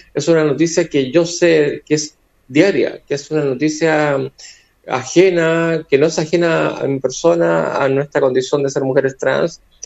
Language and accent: Spanish; Coquimbo, Chile; somos chilenas chilenas